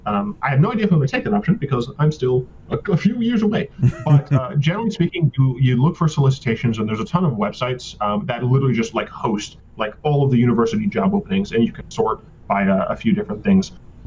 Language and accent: English; Michigan, United States; also born or lived in Virginia; now in Mississippi, United States; Like, I'm originally from Michigan. I've mm-hmm. spent most of my life in Virginia, and I'm now in, so from the north to the south, now I'm in the deep south. I'm in Mississippi.